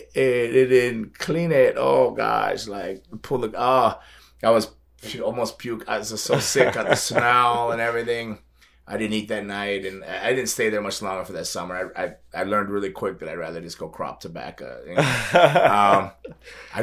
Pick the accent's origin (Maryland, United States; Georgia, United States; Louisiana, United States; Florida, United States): Florida, United States; South; I was born here in South Florida, but I was sent away every summer to like the Carolinas